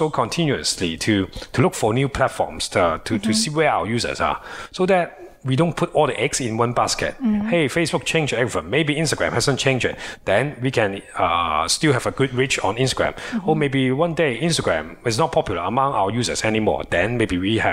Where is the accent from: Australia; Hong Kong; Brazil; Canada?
Hong Kong; we are from Hong Kong